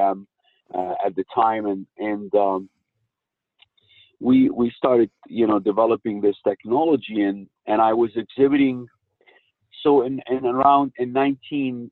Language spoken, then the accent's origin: English; United States; I don't speak German. I'm an American national